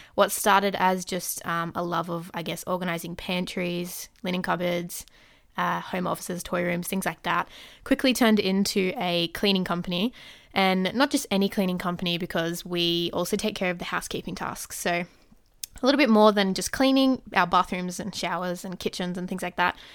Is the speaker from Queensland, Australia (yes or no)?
no; Sydney, New South Wales, Australia; I'm from Sydney, Australia.